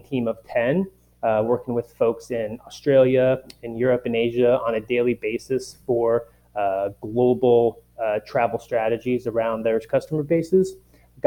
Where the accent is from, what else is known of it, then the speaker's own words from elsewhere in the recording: Anchorage, Alaska, United States; moved away as an adult; also born or lived in Utah / San Francisco / San Diego; I grew up in Anchorage, Alaska, played competitive ice hockey my whole life, which led me to university in Utah